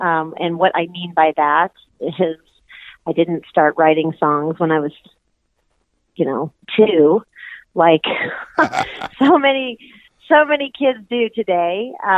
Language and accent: English; Louisville, Kentucky, United States; now in Seattle, United States; I was raised in Louisville, Kentucky, so I'm from the Midwest. I have lived there for most of my life, and 7 years ago, I moved out to the Pacific Northwest, and I reside in Seattle